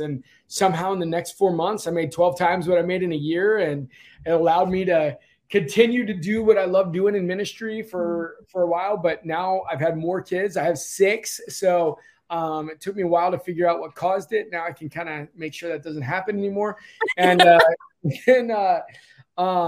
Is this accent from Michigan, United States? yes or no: no; DC area, Virginia side, United States; I'm here in the DC area, been here basically all my life, right on the Virginia side of the border